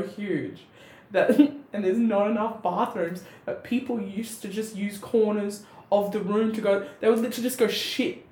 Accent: Australia; accent: Bogan; My Bogan accent slips right through

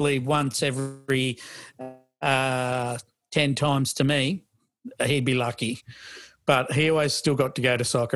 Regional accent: Australia; I'm Australian, but, you know, Australian background

